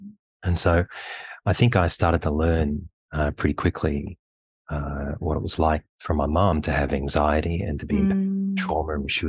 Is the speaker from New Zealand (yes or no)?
no; Penrith, New South Wales, Australia; I grew up in Penrith, in Cranebrook, actually. At the time, it was much more rural. And I suppose when I grew up, it was largely Australian-born, a lot of Anglo-Saxon people